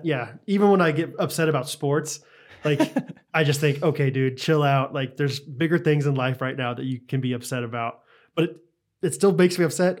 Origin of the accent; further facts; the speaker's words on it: Missouri, United States; Well, yeah, I'm from Missouri.